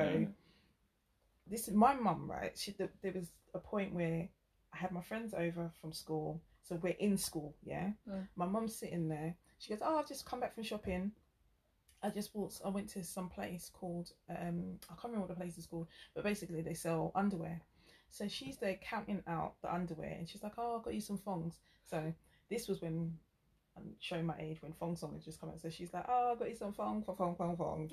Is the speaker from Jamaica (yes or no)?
yes; Jamaica; we're both Jamaican